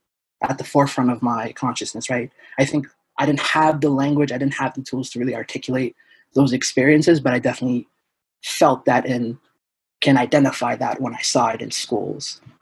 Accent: Portland, Maine, United States; So we were born and raised in Portland. We learned English and Somali simultaneously. So we grew up in Portland public schools. I went to Reiki Elementary, King Middle, Deering High.

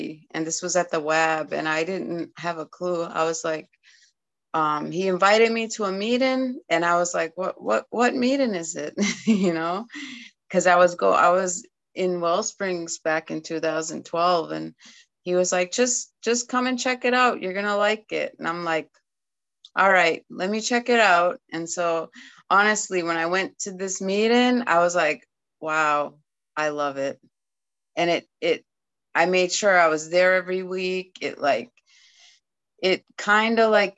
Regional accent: Eskasoni, Nova Scotia, Canada; first language Mi'kmaq; English is a second language; now in Maine, United States; I grew up in Nova Scotia on a reservation called Eskasoni

